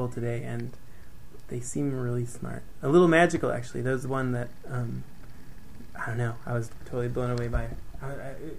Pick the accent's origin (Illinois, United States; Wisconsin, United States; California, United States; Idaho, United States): Wisconsin, United States; Green Bay; moved away as an adult; also born or lived in Milwaukee, Wisconsin; I'm from Green Bay